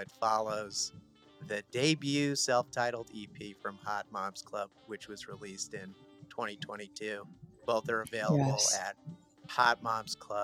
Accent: New Jersey, United States; I'm from New Jersey

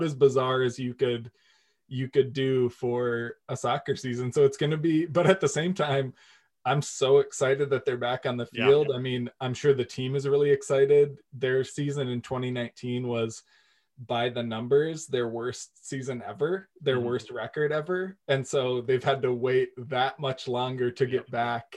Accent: Walker, Minnesota, United States; moved away as an adult; also born or lived in Morris, Minnesota; now in St. Paul, United States; I grew up in Walker, Minnesota.

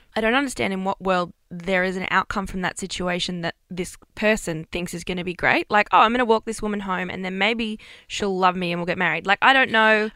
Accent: Bathurst, New South Wales, Australia; moved away; I'm from Bathurst

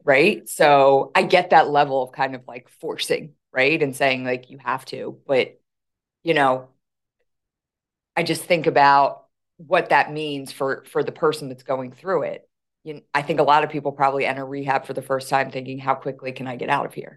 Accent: Philadelphia, Pennsylvania, United States; accent: thick Philly; I don't realize how um thick my Philly accent is, but right away they're like, "Oh, you're from Philly,"

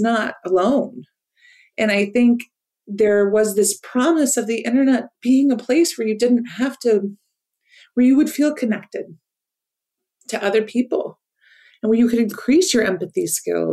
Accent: Iowa, United States; moved away as an adult; now in Washington, D.C., United States; I was just a weird kid growing up in Iowa

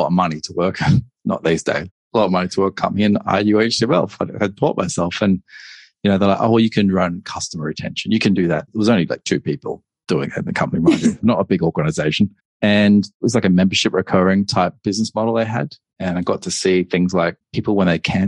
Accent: Australia; moved away as an adult; also born or lived in Hong Kong; I'm Australian and I decided I need to move overseas at that point. And so I relocated to Hong Kong.

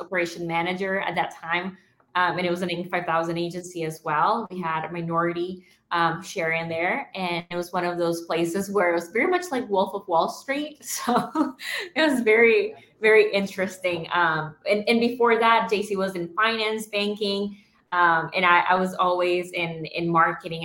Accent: Nicaragua; I'm from Nicaragua

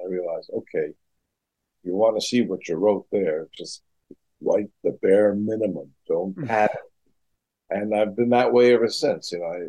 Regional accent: England, United Kingdom; moved away as an adult; now in United States; I came from England here

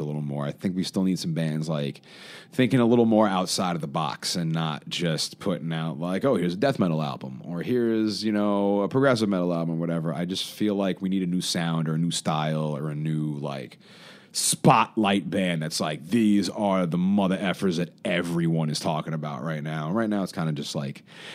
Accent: New York City, New York, United States; I grew up in Queens

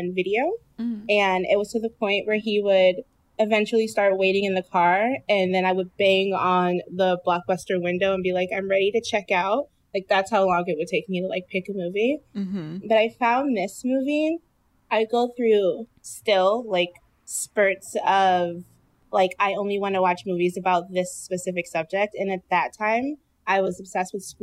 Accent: Detroit, Michigan, United States; I'm from Detroit

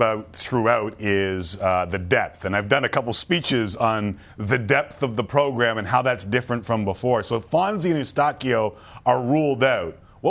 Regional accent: Toronto, Ontario, Canada; I grew up in Toronto. I watched football my whole life in this country.

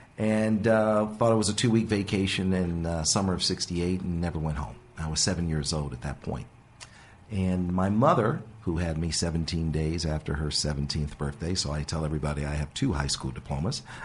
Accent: Los Angeles, California, United States; born or raised there; also born or lived in Detroit, Michigan

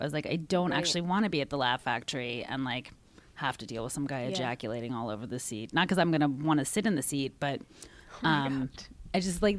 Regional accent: Washington, District of Columbia, United States; Yes, who was the shadow senator of my hometown for Washington

